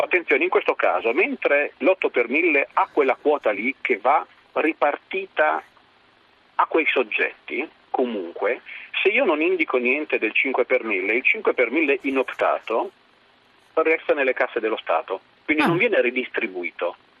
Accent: Parma, Emilia-Romagna, Italy; sono di Parma.

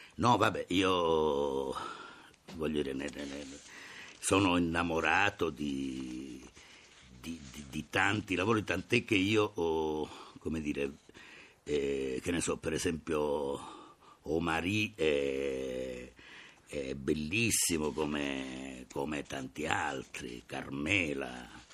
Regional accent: Calabria, Italy; sono nato in Calabria

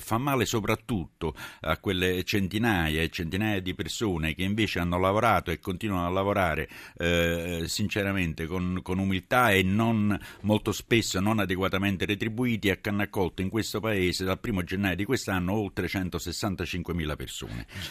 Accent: Naples, Campania, Italy; da napoletano

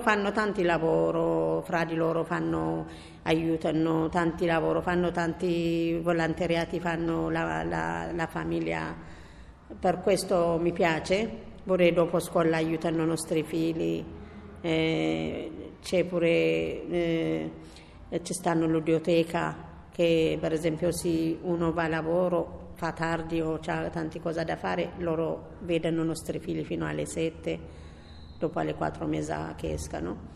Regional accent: Yemen; Italian is a second language; also born or lived in Ethiopia; now in Rome, Italy; vengo da, dallo Yemen, mio padre è dallo Yemen, mia mamma da Etiopia

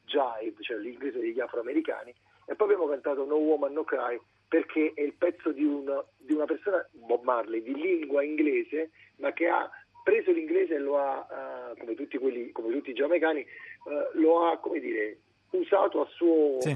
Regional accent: Naples, Campania, Italy; noi, come napoletani, come italiani

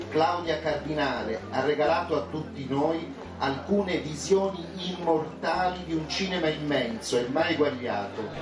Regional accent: Tunisia; Per me la Tunisia è il mio paese, eh? eh io adoro andarci perché vabbè, è lì che ho passato l'infanzia.

